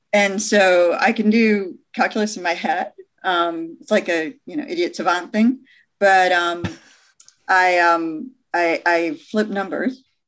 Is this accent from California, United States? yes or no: no; Michigan, United States; moved away; I have a house in Michigan because I'm from Michigan.